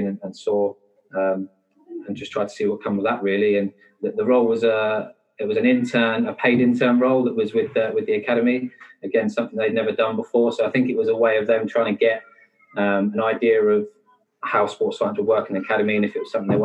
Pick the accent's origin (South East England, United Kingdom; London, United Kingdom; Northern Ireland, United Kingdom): South East England, United Kingdom; Brighton; I was actually still living in Brighton at the time. That's my hometown.